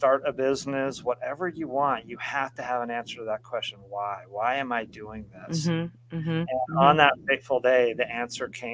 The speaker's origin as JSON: {"language": "English", "region": "Colorado", "country": "United States", "tie": "born or raised there", "also_born_or_lived": "Oregon", "moved": "yes", "said": "I grew up in Colorado, lived most of my life in the Northwest in Oregon"}